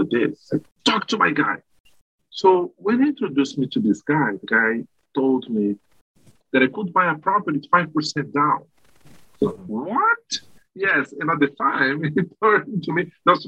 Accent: Brazil; moved away as an adult; now in Canada; I am originally from Brazil, moved to Canada in 2010

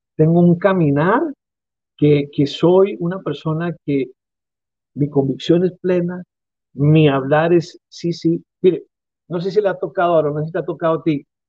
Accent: Mexico; como cultura mexicana

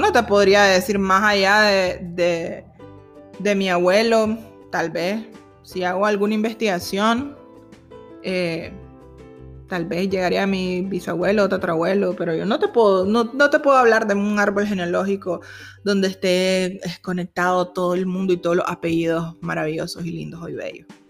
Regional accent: Nicaragua; los nicaragüenses que somos

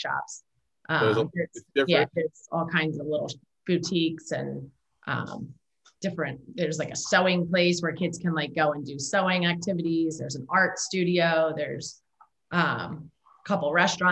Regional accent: Mantua, New Jersey, United States; I grew up in Mantua. I went to Clearview

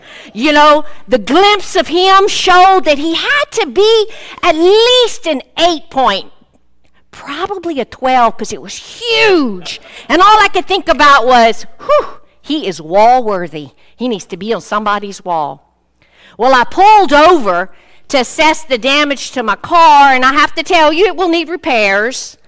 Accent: Cajun country, Louisiana, United States; I'm from Cajun country

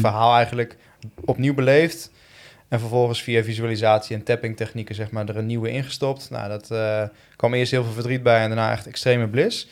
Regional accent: Tiel, Gelderland, Netherlands; also born or lived in Eindhoven / Woerden; ik ben opgegroeid in, in, eh, in Tiel

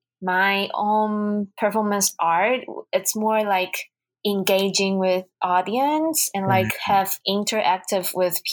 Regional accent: Taiwan; English is a second language; now in United States; I'm from Taiwan.

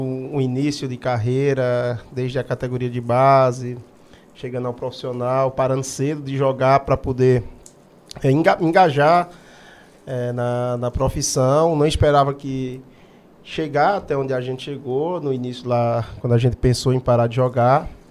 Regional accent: Juazeiro do Norte, Ceará, Brazil; sou aqui de Juazeiro, sou aqui desse bairro aqui, praticamente aqui do bairro Santa Teresa. Crescido na, na Rua das Flores

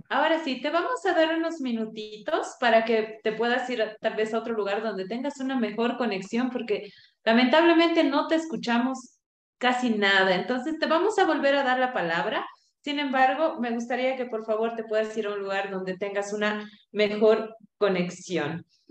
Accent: Cochabamba, Bolivia; como buenos cochabambinos, ingeniero

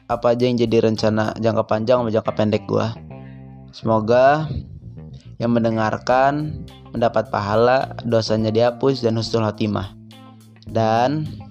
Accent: Bandar Lampung, Lampung, Indonesia; asal sekolah gua dari Man satu, Bandar Lampung

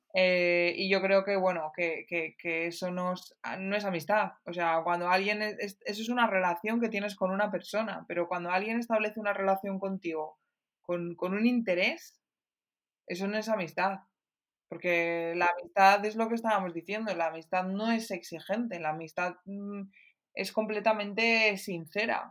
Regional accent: Pastrana, Castilla-La Mancha, Spain; soy de Pastrana

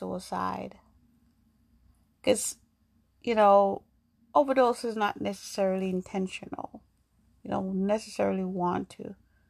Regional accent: New York, United States; also born or lived in Jamaica; now in Massachusetts, United States; I grew up in New York. I was born in Jamaica. I went to New York when I was 12, and I grew up there, and then I moved to Massachusetts.

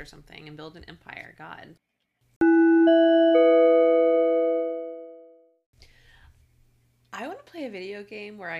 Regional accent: Texas, United States; moved away; also born or lived in California; my dad's from Texas, I'm from Texas, but I lived in California at the time

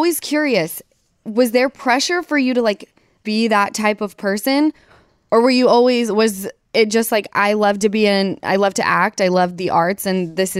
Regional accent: Utah, United States; moved away; I grew up around the Huntsman family in Utah.

